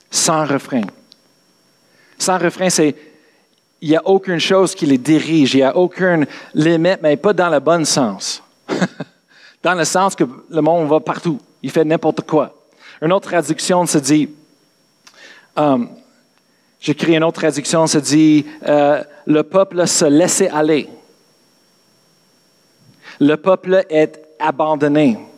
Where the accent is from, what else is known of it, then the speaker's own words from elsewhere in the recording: England, United Kingdom; French is a second language; parce que moi je suis anglais, excuse, dans les, les, les Bibles anglaises aussi, c'est la même chose.